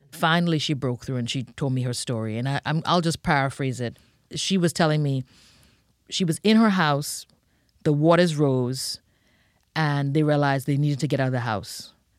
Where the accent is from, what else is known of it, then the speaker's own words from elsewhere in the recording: Bahamas; now in United States; You know, I think one of the things that I love is that it's a very neighborhood, family feel. You know, that's something that I carried with me when I came to the United States.